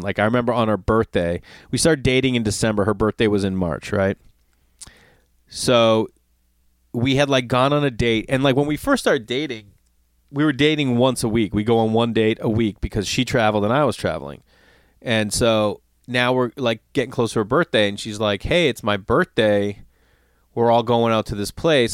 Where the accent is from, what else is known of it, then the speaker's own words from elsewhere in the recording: Stoneham, Massachusetts, United States; moved away; every time I'm home in my hometown, Stoneham